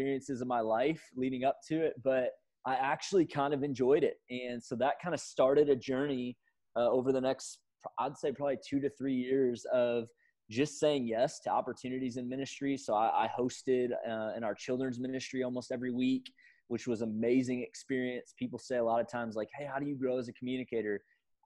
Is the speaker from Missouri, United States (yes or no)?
yes; St. Louis, Missouri, United States; moved away as an adult; now in Atlanta, United States; born and raised in St. Louis, Missouri